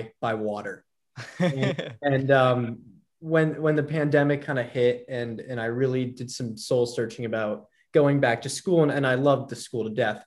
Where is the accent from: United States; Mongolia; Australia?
United States; Los Angeles, California; also born or lived in New York City, New York, United States / Hawaii, United States; I grew up in New York City until about age 10. And then at age 10, my family was uprooted and we moved to Los Angeles